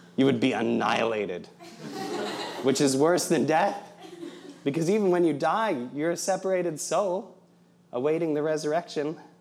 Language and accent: English; Fort Wayne, Indiana, United States; moved away as an adult; also born or lived in Providence, Rhode Island; I'm from Indiana originally.